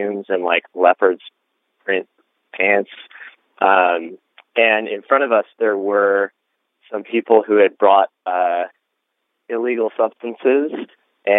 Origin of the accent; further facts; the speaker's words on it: Chicago suburbs, Illinois, United States; I'm from the Chicago suburbs